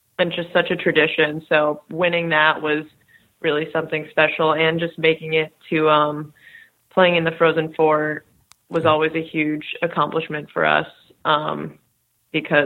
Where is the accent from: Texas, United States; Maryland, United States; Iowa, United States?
Maryland, United States; I'm from Maryland, so there aren't that many ice rinks around.